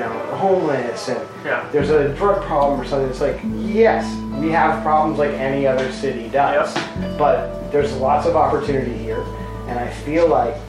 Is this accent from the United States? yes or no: yes; Manchester, New Hampshire, United States; I'm from Manchester.